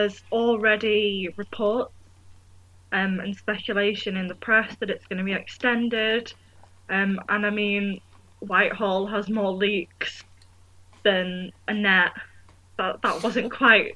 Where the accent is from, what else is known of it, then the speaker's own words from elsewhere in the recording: Manchester, North West England, United Kingdom; moved away as an adult; now in York, United Kingdom; I'm from Manchester